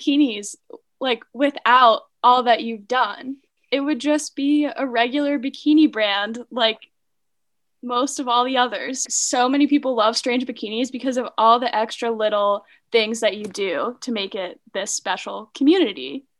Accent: Pennsylvania, United States; now in Reno, United States

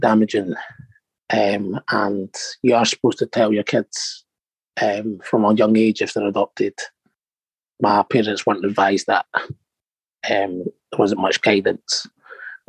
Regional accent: Edinburgh, Scotland, United Kingdom; also born or lived in Morocco; I grew up in Edinburgh

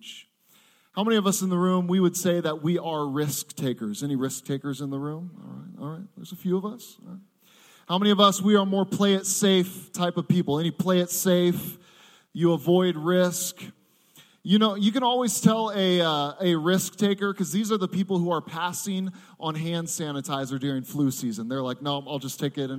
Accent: Seattle, Washington, United States; I am from Seattle, Washington.

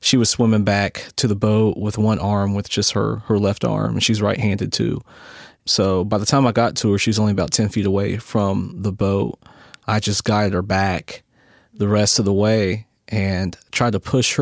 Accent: Ironton, Ohio, United States; moved away as an adult; also born or lived in Huntington, West Virginia; now in North Carolina, United States; I'm from a little town in southeast Ohio called Ironton

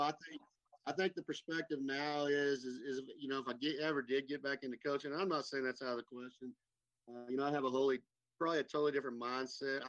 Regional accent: Vega, Texas, United States; I grew up from, you know, in the panhandle, I'm from Vega

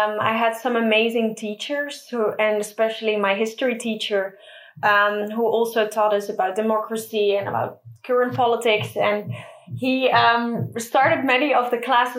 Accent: Middelburg, Zeeland, Netherlands; There were two schools in my hometown, Middelburg

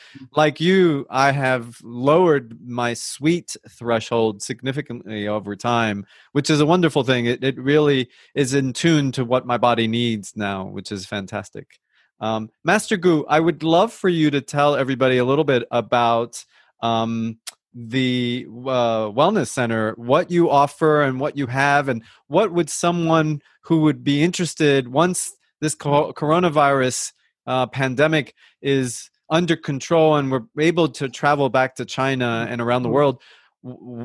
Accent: Colombia; I'm from Colombia

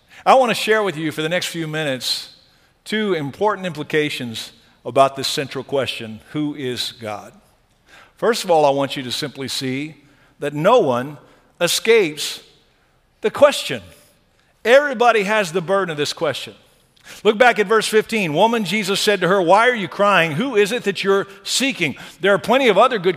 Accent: Texas, United States; I'm from Texas

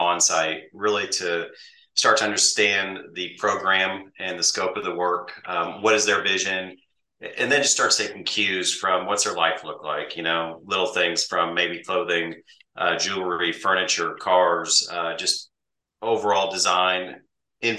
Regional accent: Midwest, United States; I grew up in the Midwest on a farm, in a farming community

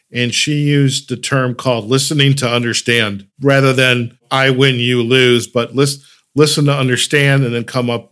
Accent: Detroit, Michigan, United States; now in Chicago, United States; I grew up in Detroit, and seeing Isle Royale there, and I live in Chicago

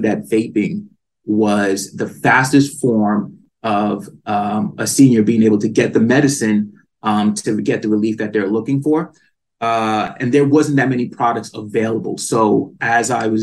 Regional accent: East Coast, United States; moved away as an adult; now in California, United States; growing up in the East Coast, I did not have the diversity that I knew that the plant had. So certain situations caused me to move to California

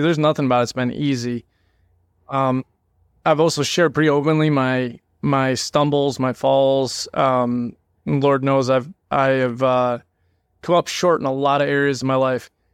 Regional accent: New England, United States; moved away as an adult; also born or lived in Georgia; We grew up in New England

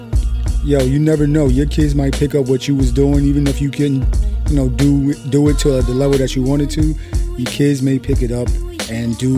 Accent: New Jersey, United States; I'm from New Jersey

